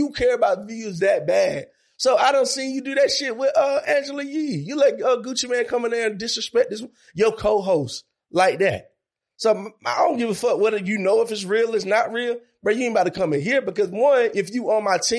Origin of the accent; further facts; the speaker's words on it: Monroe, United States; I'm from Monroe. I'm from a small town